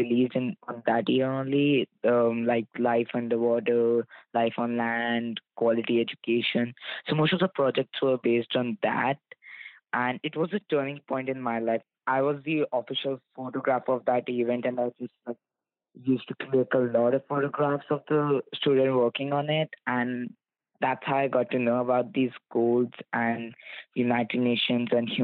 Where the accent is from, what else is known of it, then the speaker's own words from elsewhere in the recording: India; now in Canada; I'm from India and currently living in Canada.